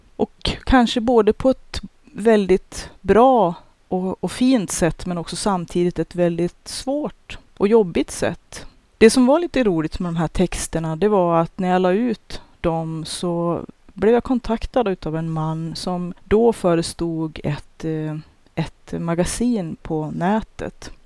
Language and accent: Swedish; Norrland, Sweden; jag som norrlänning och den bakgrund som jag har, den uppfostran jag har